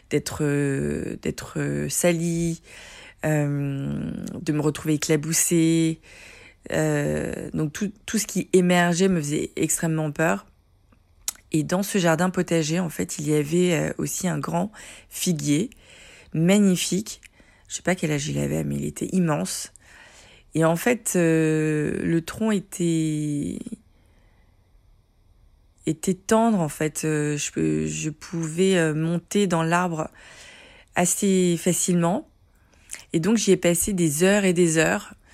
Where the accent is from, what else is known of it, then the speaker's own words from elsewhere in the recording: Paris, Île-de-France, France; born there; je suis née en 1977 à Paris, où je vis encore